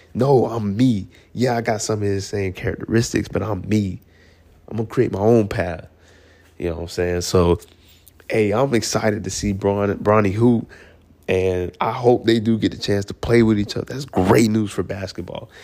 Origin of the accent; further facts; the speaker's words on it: Atlanta, Georgia, United States; I'm from Atlanta